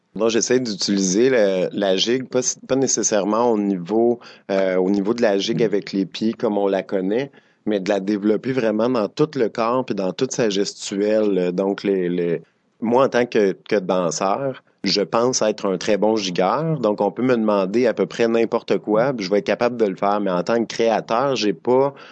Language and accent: French; Drummondville, Quebec, Canada; moved away as an adult; now in Montreal, Canada; je viens de Drummondville, je dansais dans Makina à Drummondville